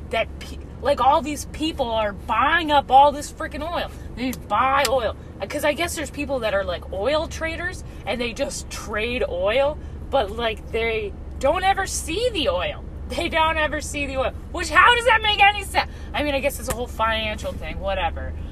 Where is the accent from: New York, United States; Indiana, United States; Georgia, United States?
New York, United States; I'm from New York. From New York, I pick up Red Lobster.